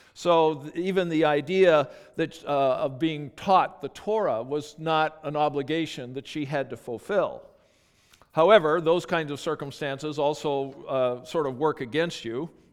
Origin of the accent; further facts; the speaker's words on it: Calgary, Alberta, Canada; moved away; I grew up in Calgary, Alberta